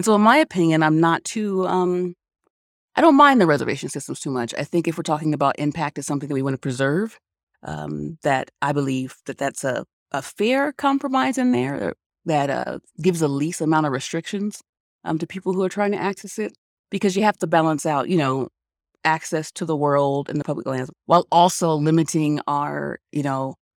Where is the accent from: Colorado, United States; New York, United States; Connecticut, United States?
Colorado, United States; I wanted to make sure my son, who would also be born and raised in Colorado, I wanted him to have the same exposure to the outdoors